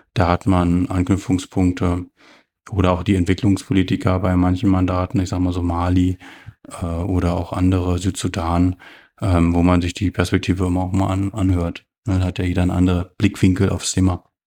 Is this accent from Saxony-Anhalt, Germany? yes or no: yes; Stendal, Saxony-Anhalt, Germany; Ich bin 1984 in Stendal geboren und wurde da quasi ja zur Wendezeit, also nach dem Mauerfall, aber vor der Wiedervereinigung eingeschult